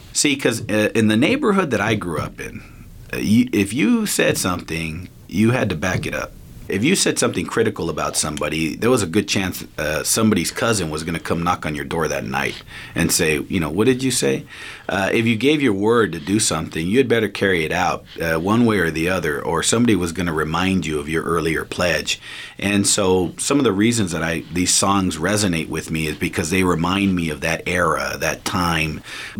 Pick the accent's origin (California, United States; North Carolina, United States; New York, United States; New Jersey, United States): California, United States; Los Angeles; I grew up in East Los Angeles in Boyle Heights.